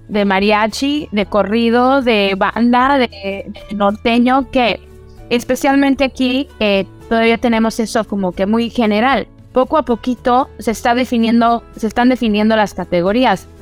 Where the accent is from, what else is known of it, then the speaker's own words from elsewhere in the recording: Orange County, California, United States; also born or lived in Los Angeles, California; crecí en los Estados Unidos, aquí en California. Eh, ahorita estoy desde Los Ángeles haciendo esta entrevista, pero yo crecí en Orange County